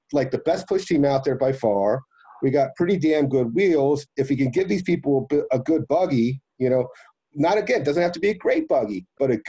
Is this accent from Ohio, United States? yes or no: yes; Akron, Ohio, United States; I'm from Akron, Ohio, the home of the All-American Soapbox Derby